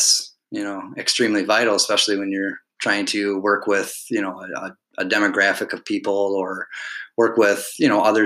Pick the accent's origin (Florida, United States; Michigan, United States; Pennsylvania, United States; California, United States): Michigan, United States; Alpena; also born or lived in Ypsilanti, Michigan / Ann Arbor, Michigan; I grew up in this city called Alpena. I was born and raised here.